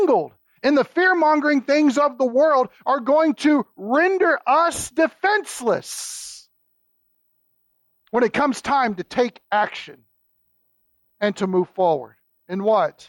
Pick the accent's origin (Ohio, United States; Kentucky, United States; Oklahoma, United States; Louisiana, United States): Kentucky, United States; accent: Kentucky; my Kentucky accent